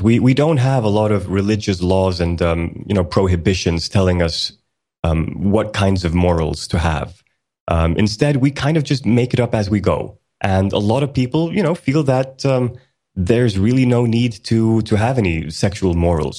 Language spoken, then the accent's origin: English; Sweden; also born or lived in Iceland; I was born in Iceland back in nineteen eighty, and, uh, the entire family moved to Sweden in nineteen eighty-four. So I've been in Sweden for most of my life